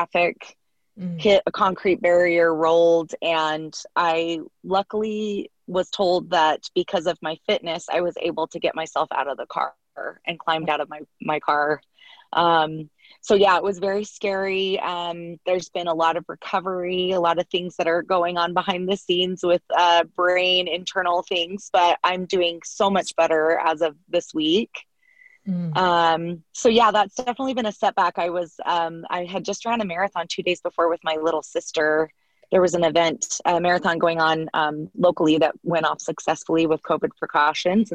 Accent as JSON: {"language": "English", "town": "Salt Lake City", "region": "Utah", "country": "United States", "tie": "born or raised there", "said": "a competitive swimmer growing up in Salt Lake City, Utah"}